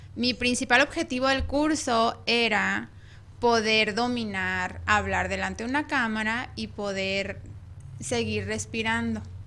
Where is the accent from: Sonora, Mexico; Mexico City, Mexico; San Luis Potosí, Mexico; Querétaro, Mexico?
Sonora, Mexico; Ciudad Obregón; moved away; yo soy de, de Obregón, Sonora. Soy de Sonora